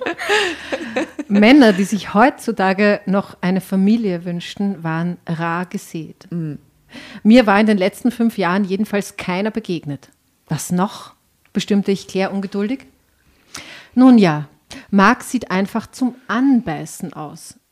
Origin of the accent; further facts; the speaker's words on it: Enns Valley near Schladming, Upper Styria, Austria; aus der Obersteiermark, aus dem Enstal in der Nähe von Schladming